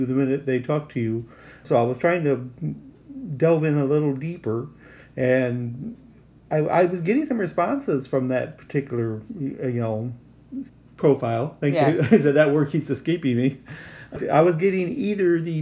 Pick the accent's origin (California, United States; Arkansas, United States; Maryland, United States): Arkansas, United States; I was from Arkansas, so that was just about almost like another country.